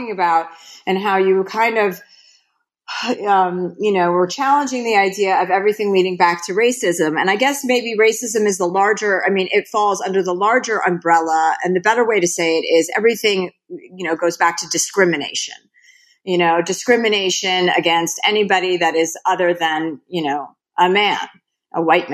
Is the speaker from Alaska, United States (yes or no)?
no; New Jersey, United States; My father was a used car dealer. I was from New Jersey. They had no money. I mean, that's all. They didn't have a lot of money, but we had food on the table. I grew up in a white Jewish suburbia